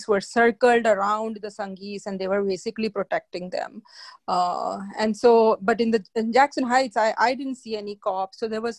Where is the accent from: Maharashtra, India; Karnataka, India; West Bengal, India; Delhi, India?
Maharashtra, India; Mumbai; moved away; when I grew up in India